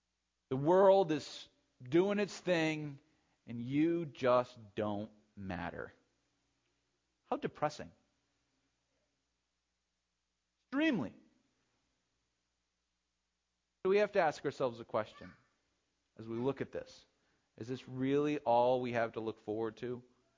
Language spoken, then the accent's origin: English; New Hampshire, United States; No, I'm from New Hampshire. Strange people there.